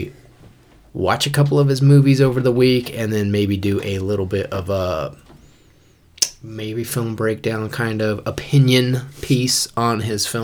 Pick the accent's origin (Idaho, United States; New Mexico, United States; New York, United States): Idaho, United States; Boise; also born or lived in Kansas; I moved here when I was like 7 months old. So basically, I'm native